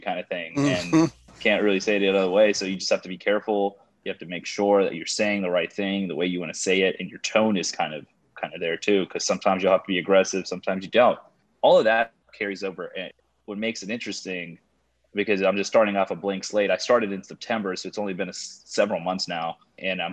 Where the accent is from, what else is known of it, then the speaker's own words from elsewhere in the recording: Houston, Texas, United States; I was born and raised in Houston